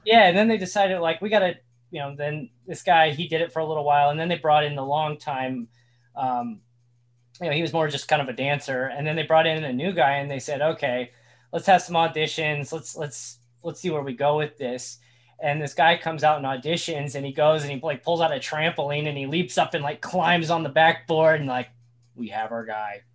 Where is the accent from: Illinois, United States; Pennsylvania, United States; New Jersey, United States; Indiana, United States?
Indiana, United States; moved away; I grew up in Indiana